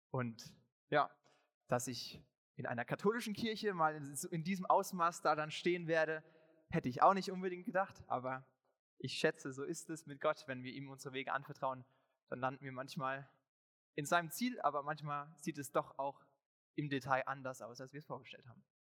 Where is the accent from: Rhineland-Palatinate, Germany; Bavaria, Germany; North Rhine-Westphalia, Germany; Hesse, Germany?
Rhineland-Palatinate, Germany; Ingelheim; dass ich in Igelheim, in meiner Heimatgemeinde, ähm, mal predigen durfte